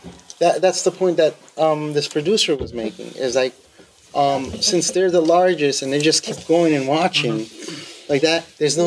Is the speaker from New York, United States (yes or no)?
yes; New York City, New York, United States; moved away as an adult; also born or lived in Jackson Heights, Queens / born in another country; now in Jersey City, United States; I grew up in Richmond Hill, Queens, and at that time there was tons of Boricuas there.